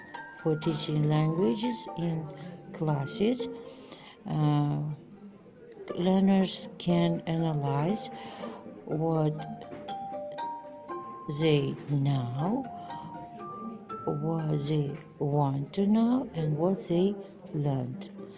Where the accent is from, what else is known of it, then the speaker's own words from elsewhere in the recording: Gulistan, Syrdarya Region, Uzbekistan; Good morning … I am from Sardaria region, Gulistan city, and I work at specialized boarding school number 1.